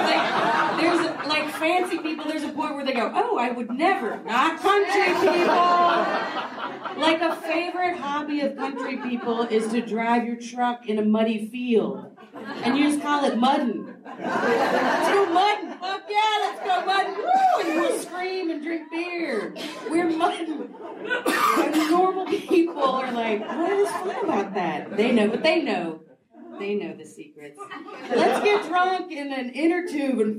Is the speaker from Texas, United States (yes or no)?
yes; Grand Prairie, Texas, United States; moved away as an adult; also born or lived in Austin, Texas / Los Angeles; I'm from Grand Prairie, Texas. It's a suburb of Dallas